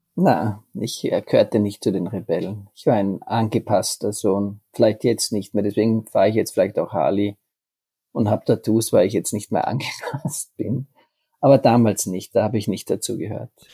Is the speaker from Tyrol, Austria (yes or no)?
yes; Tyrol, Austria; Bayer und Tiroler, wir sind ja uns ja doch dann sehr ähnlich